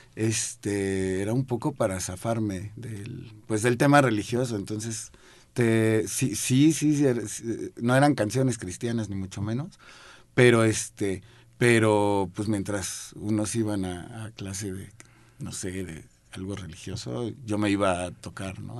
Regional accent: Mexico City, Mexico; Yo crecí aquí en la Ciudad de México

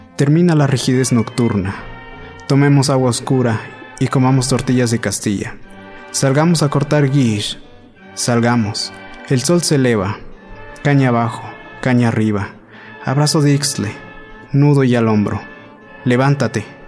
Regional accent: San Baltazar Guelavila, Oaxaca, Mexico; moved away as an adult; now in Mexico City, Mexico; de San Baltasar Vila

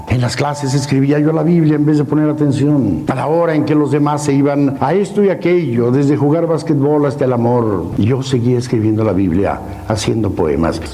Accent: Mexico; Somos mexicanos

